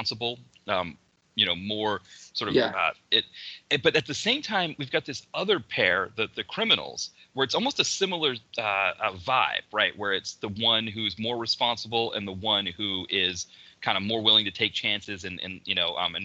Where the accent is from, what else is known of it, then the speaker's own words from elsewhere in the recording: Maine, United States; me growing up in Maine